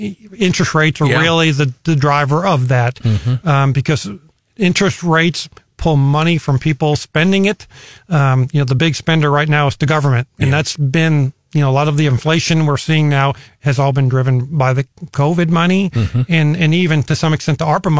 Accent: Columbia, Missouri, United States; And in Hickman, but I consider Columbia my hometown.

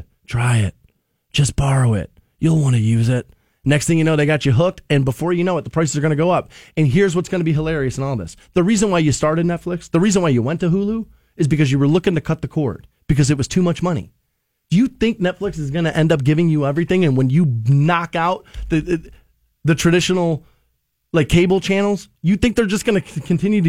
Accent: United States; I'm an American.

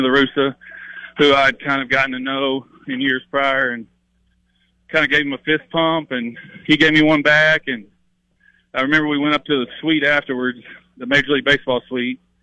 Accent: Kennett, Missouri, United States; moved away as an adult; now in Nashville area, United States; I grew up, like I said, you know, really close to Arkansas and Tennessee

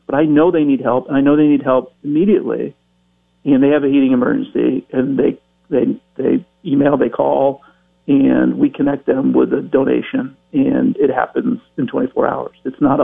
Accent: Bellows Falls, Vermont, United States; growing up in Bells Falls, Vermont

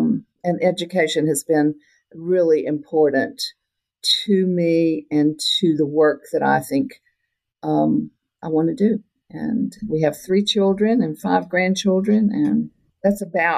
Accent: Panhandle of Florida, United States; born or raised there; also born or lived in Oklahoma

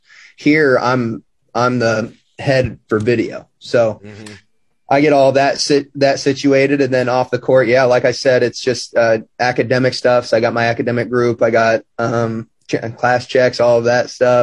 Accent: Omaha, Nebraska, United States; moved away as an adult; also born or lived in Lincoln, Nebraska / Vermillion, South Dakota; now in Hawaii, United States; I spent 18 years of my life growing up in Omaha

